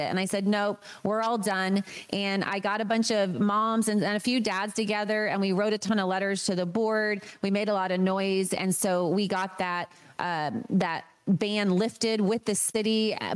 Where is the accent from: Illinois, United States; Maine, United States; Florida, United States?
Maine, United States; moved away; I grew up in Maine.